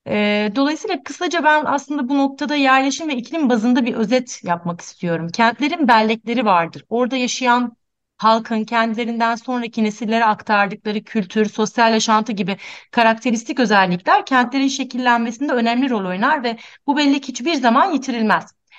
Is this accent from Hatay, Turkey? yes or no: yes; Antakya, Hatay, Turkey; Ee, ben de hocam gibi Antakyalıyım. Antakya'da büyüdüm. İstanbul Teknik Üniversitesi'ne kadar hatta oradaydım hep. Ee, deprem sırasında da Antakya'daydım